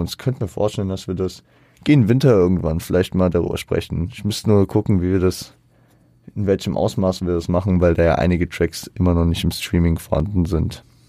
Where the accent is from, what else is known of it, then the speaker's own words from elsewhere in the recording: Frankfurt, Hesse, Germany; ich als Frankfurter